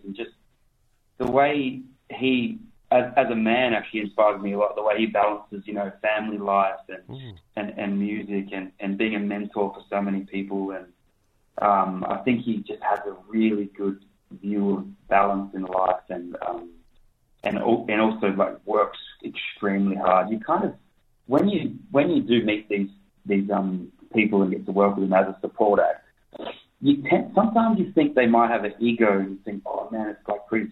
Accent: Mandurah, Western Australia, Australia; my hometown. So it's really, really cool. It's a special place to me, Mandra

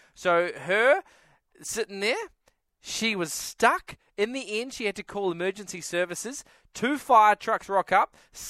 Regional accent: New Zealand; moved away; And it's from my home country.

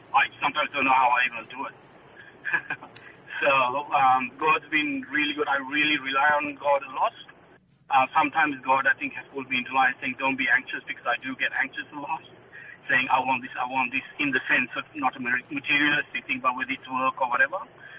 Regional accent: Melbourne, Victoria, Australia; We're from Melbourne, and we used to be a part of the church, and used to do a lot of volunteer work.

